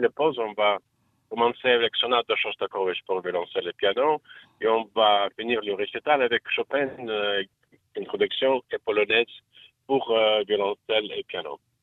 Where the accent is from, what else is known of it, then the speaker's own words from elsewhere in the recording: New York, United States; French is a second language; moved away as an adult; also born or lived in Soviet Union / Pyrénées-Orientales, France; now in Tel Aviv, Israel; j'ai grandi à New York comme Manhattan